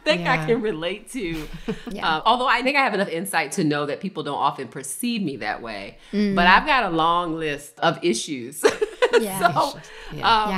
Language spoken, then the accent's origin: English; Baltimore, Maryland, United States; I was born in Baltimore, Maryland